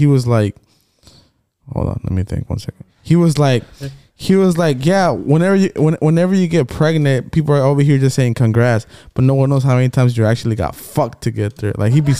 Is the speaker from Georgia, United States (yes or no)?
yes; Georgia, United States; we're all born in Georgia.